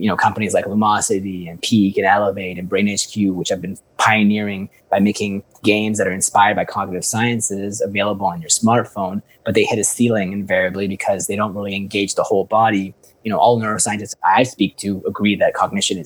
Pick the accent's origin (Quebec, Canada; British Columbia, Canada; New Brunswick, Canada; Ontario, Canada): British Columbia, Canada; Vancouver; moved away as an adult; also born or lived in Iran / Dubai / Spain; now in Portugal; I was born in Iran and raised in Vancouver since I was four